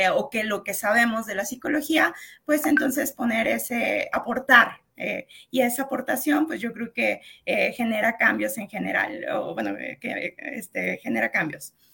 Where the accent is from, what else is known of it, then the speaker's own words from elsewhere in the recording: San Luis Potosí, Mexico; aquí nosotros somos de San Luis Potosí